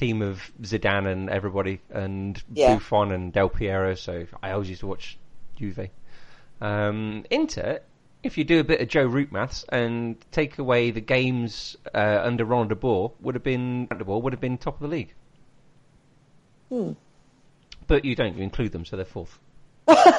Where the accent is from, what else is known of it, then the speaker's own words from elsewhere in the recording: Leicester, East Midlands, United Kingdom; I'm from Leicester, Leicester